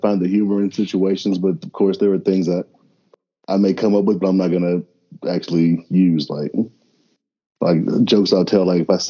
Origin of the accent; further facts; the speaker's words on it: Elizabethtown, Kentucky, United States; I've got family stories and stories from growing up in First Baptist and E-Town High School.